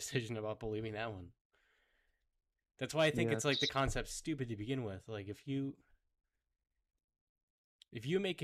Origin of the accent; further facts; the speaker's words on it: United States; I'm an American